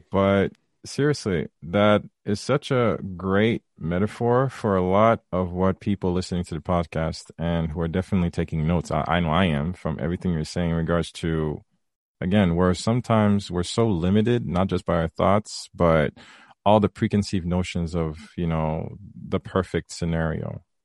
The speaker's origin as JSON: {"language": "English", "country": "Haiti", "tie": "born or raised there", "said": "I was raised in the Caribbean, raised Haitian"}